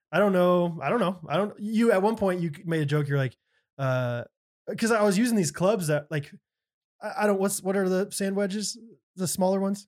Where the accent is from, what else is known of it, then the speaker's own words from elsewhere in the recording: Kansas City, United States; We're from Kansas City